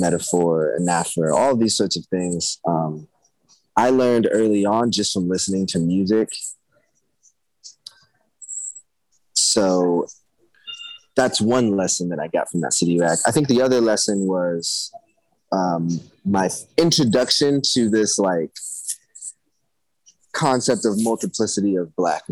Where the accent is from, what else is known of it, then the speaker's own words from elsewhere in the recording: Arizona, United States; it is the place that I grew up in. My dad was an Air Force cadet. So I moved a lot of places before I lived in Arizona, but once my family moved here, we stayed here